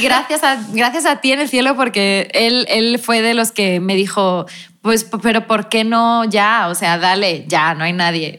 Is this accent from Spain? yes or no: yes; Spain; soy española